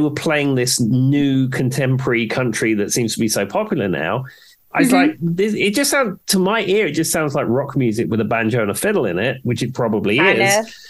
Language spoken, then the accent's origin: English; England, United Kingdom; moved away as an adult; now in United States; growing up in England, zero exposure to country music.